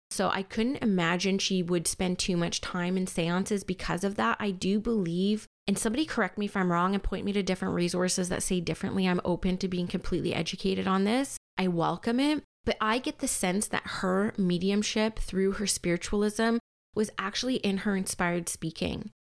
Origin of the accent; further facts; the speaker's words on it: Canada; even though I'm Canadian and I was forced to learn French for, like, six years